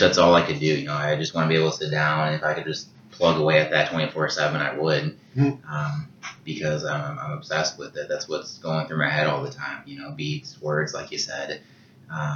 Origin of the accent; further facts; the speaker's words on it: Sterling, Illinois, United States; now in Dixon, United States; I grew up, I live in Dixon now, but I grew up in Sterling, just basically right across the street from Senesippy Park